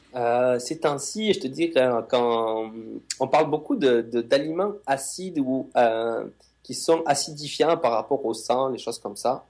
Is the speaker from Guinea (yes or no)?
no; France; now in Montreal, Canada; je suis français